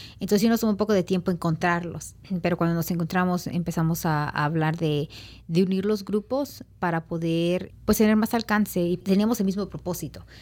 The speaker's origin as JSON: {"language": "Spanish", "region": "Oaxaca", "country": "Mexico", "tie": "born or raised there", "also_born_or_lived": "Los Angeles, United States", "moved": "yes", "said": "aquí en Oaxaca"}